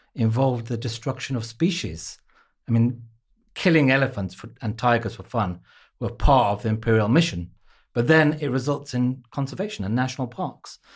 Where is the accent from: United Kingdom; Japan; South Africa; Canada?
United Kingdom; Wolverhampton, West Midlands; growing up in Wolverhampton with Enoch Powell, as a local M P